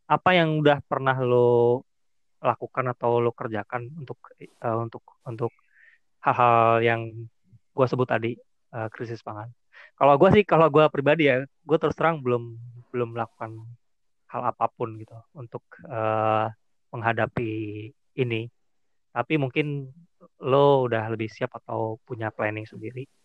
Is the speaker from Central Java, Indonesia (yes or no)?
yes; Pemalang, Central Java, Indonesia; Ya gue kan asalnya Pemalang.